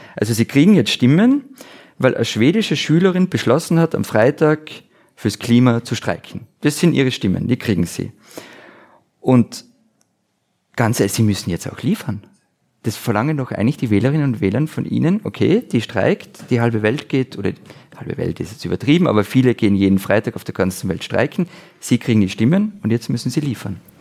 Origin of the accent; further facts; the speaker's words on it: Austria; ich als Österreicher